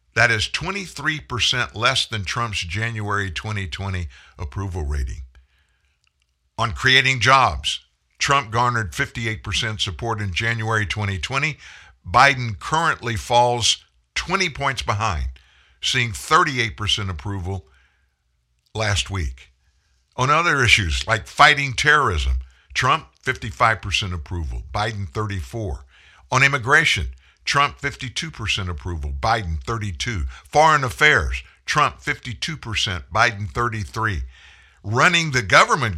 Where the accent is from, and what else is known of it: United States